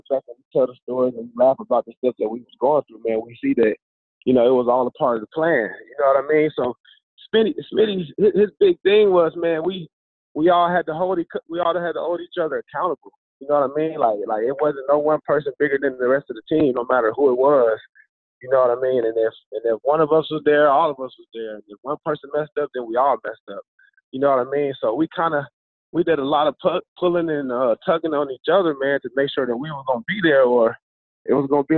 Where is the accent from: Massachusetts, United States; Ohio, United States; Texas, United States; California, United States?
Ohio, United States; moved away; I was from Ohio